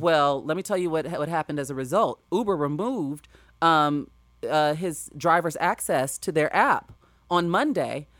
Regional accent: Chicago, Illinois, United States; moved away as an adult; now in Los Angeles, United States; growing up in Chicago

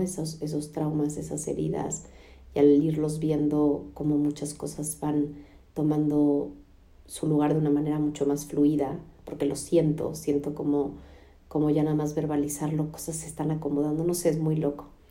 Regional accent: Mexico; now in United States; en casa de mis papás. En México llegamos ayer de Estados Unidos para quedarnos cinco semanas aquí

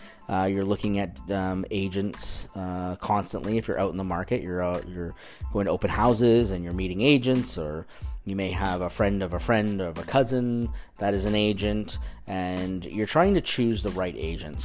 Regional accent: Canada; now in Orange County, United States; I'm from the Great White North

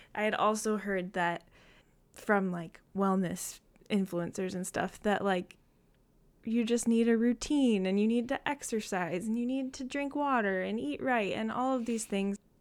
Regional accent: Saginaw, Michigan, United States; I am from Saginaw, Michigan, so not too far from Ann Arbor

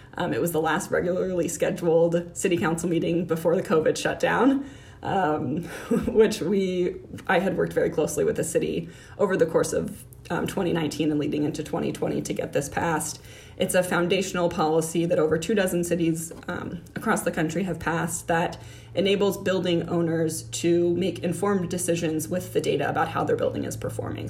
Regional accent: Miami, Florida, United States; moved away as an adult; also born or lived in Orlando, Florida / Washington, District of Columbia, United States; now in Columbus, United States; I grew up in Miami, Florida

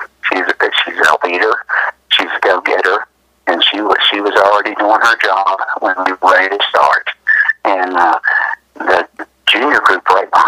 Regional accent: Ripley, United States; I grew up in Ripley here and played baseball all my life

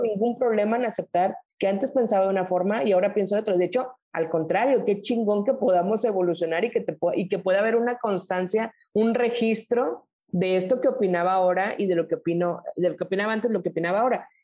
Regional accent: Culiacán, Sinaloa, Mexico; moved away as an adult; also born or lived in Guadalajara / Mexico City / Nuevo Laredo / Reynosa; now in Monterrey, Mexico; yo soy de Sinaloa, me regresé a Culiacán

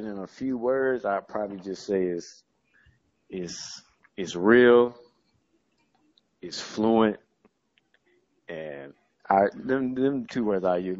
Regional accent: Jacksonville, Florida, United States; now in Tallahassee, United States; I'm from Duval.

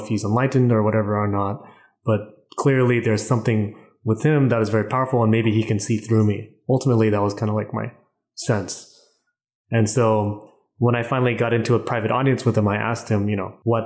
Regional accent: California, United States; also born or lived in Vietnam; I live in LA now. I just moved here about a month ago, but I'm originally from California

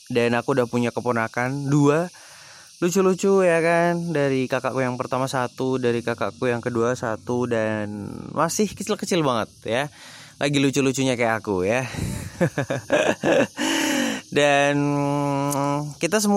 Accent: Yogyakarta, Special Region of Yogyakarta, Indonesia; aku asli dari Jogja aku lahir dan juga besar di Jogja aku um, dari tinggal di Jogja sampai sekarang bahkan sampai kuliah pun aku di Jogja

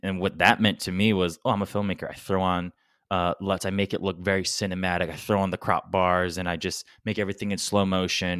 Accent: Guam; we're from Guam

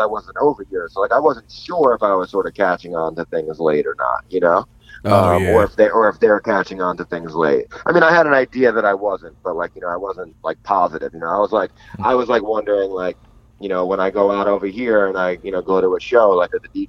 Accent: New York, United States; moved away; also born or lived in Los Angeles / Korea; when people ask me where I'm from, I don't say America, I say New York. I'm much more prouder to be a New Yorker than I am to be an American.

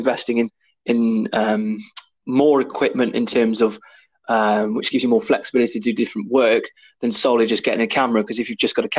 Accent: Mid Wales, United Kingdom; This small little lad from Mid Wales

